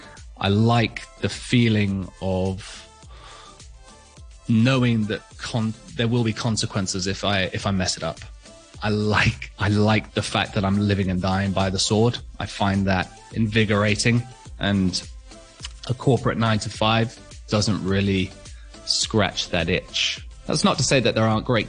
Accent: Hong Kong; I was born and raised in Hong Kong

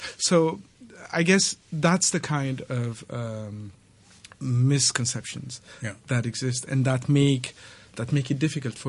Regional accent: Ethiopia; when I tell people that I'm from Ethiopia

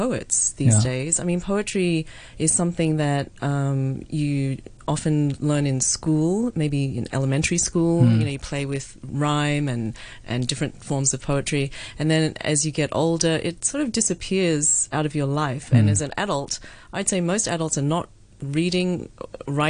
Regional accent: Australia; moved away as an adult; also born or lived in United States; now in Hong Kong; I grew up in Australia

